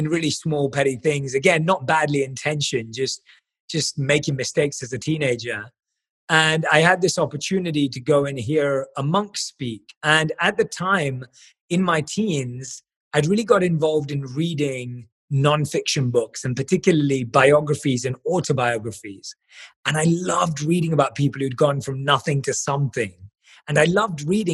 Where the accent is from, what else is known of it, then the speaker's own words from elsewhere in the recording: London, United Kingdom; I was born and raised in London